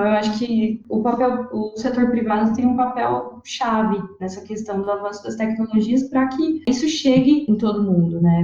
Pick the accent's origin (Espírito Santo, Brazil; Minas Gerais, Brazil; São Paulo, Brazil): São Paulo, Brazil; Rio Claro; eu sou de Rio Claro